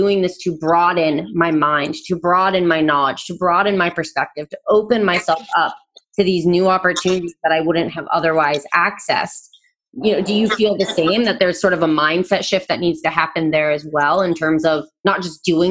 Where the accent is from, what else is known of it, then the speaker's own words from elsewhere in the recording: Vermont, United States; I'm from Vermont, the same state that Sarah is talking about, that we're both in together right now